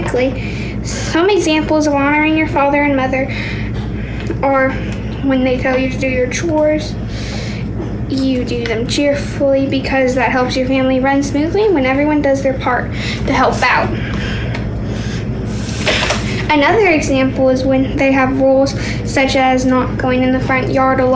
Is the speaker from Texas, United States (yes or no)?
yes; Orange, Texas, United States; I'm from Orange, Texas. I'm 10